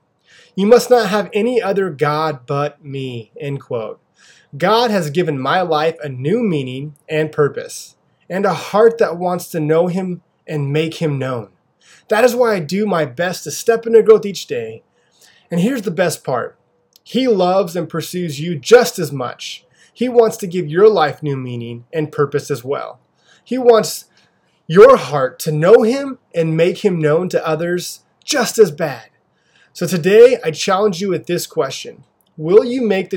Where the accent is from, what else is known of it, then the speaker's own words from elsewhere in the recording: Pasco, Washington, United States; I grew up here locally in Pasco, Washington. It is where I live with my wife and two daughters